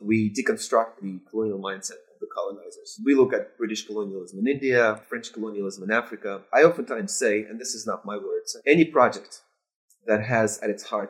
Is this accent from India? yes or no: no; Russia; now in Philadelphia, United States; My formative years, I grew up in the Soviet system of education, Soviet social norms, Soviet cultural institutions.